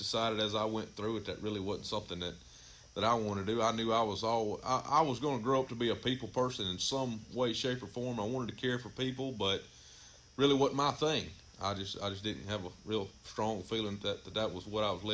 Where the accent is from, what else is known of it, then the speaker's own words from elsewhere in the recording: Amite County, Mississippi, United States; also born or lived in Smithdale, Mississippi; I grew up here in Amick County myself, kind of born and raised in the western central part of the county